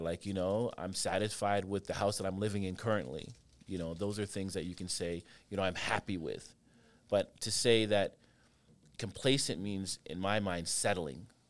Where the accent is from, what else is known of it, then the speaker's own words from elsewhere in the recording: Canada; I grew up in Canada